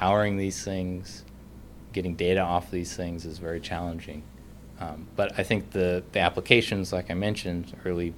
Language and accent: English; Anchorage, Alaska, United States; moved away as an adult; also born or lived in Fairbanks, Alaska / Tucson, Arizona; now in North Carolina, United States; I was born and raised in Anchorage, Alaska